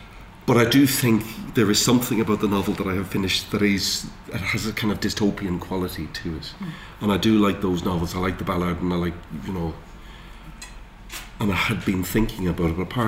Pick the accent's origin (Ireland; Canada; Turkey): Ireland; Dundalk, Leinster; moved away; also born or lived in Newry; I grew up in Dundalk, and, you know, I still dream about Dundalk. I haven't lived there for years